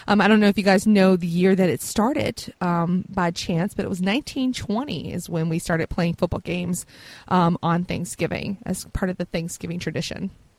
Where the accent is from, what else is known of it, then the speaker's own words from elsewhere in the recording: the South, United States; and I'm from the South, so they are best with just butter and a little bit of maple syrup and cinnamon, and that's it.